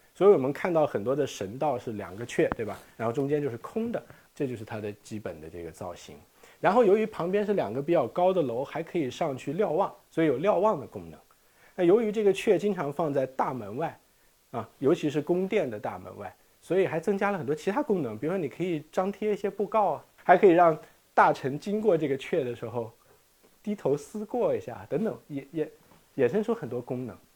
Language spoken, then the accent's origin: Chinese; China; 我们中国人都是洗地而做的